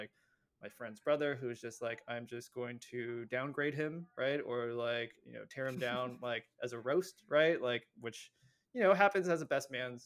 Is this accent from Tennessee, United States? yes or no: no; San Francisco, California, United States; I grew up in San Francisco